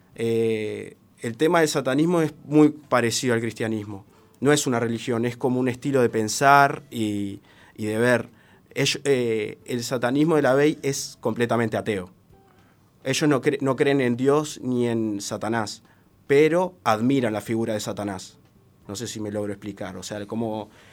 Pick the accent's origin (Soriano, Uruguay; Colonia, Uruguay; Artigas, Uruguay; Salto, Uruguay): Salto, Uruguay; now in Montevideo, Uruguay; me mudo de Salto, eh, yo soy salteño, hace tres años que estoy acá en Montevideo